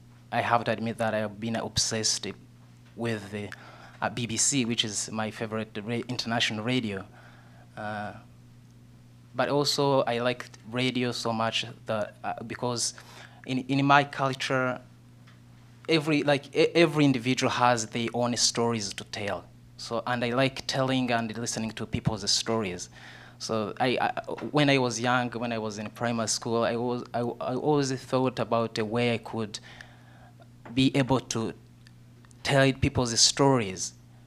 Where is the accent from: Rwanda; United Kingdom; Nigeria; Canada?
Rwanda; Southern Province; So I grew up in a small village in southern Rwanda, which is my hometown